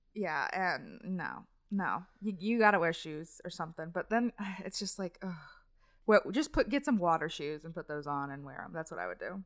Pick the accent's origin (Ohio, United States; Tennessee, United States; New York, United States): Ohio, United States; Cincinnati; I'm from Cincinnati, and in Cincinnati, there's Kings Island